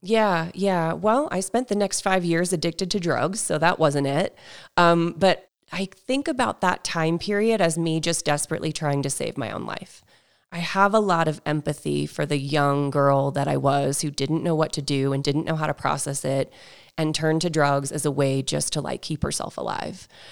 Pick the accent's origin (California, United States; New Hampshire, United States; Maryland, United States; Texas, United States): New Hampshire, United States; I grew up in New Hampshire